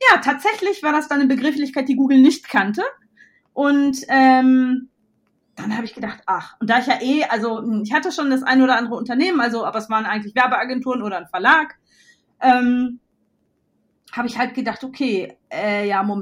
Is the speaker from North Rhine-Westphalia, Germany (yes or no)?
yes; North Rhine-Westphalia, Germany; ich komme ja aus Westfalen ursprünglich